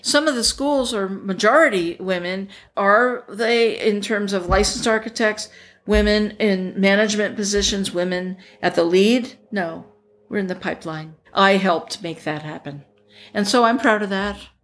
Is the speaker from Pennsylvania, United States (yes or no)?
yes; Pennsylvania, United States; now in Los Angeles, United States; bought a place in my hometown in Pennsylvania